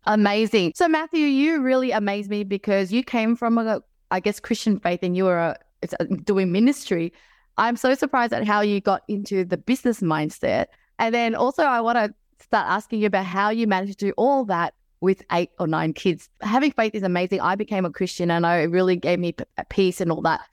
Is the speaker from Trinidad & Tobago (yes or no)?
no; Melbourne, Victoria, Australia; moved away; I was from Melbourne